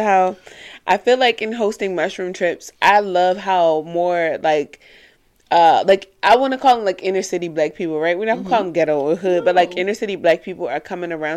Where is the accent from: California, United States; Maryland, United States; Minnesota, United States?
Maryland, United States; Baltimore; moved away; I came from West Baltimore